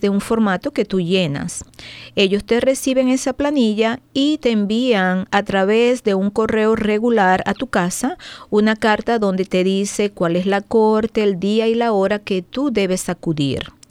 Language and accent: Spanish; Venezuela; now in Maryland, United States; soy venezolana. Tengo aproximadamente 18 años aquí en el país